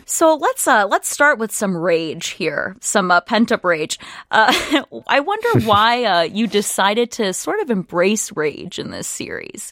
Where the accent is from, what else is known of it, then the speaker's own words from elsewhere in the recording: Apple Valley, Minnesota, United States; a kid who was a little uh, Iranian kid growing up in Apple Valley